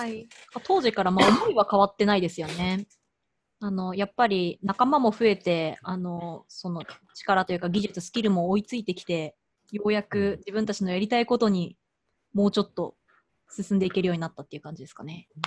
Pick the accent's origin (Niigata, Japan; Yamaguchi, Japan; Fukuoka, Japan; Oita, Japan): Yamaguchi, Japan; moved away; 私地元山口